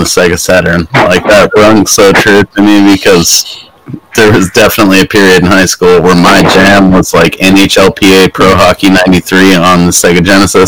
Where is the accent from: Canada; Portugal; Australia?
Canada; moved away; I'm Canadian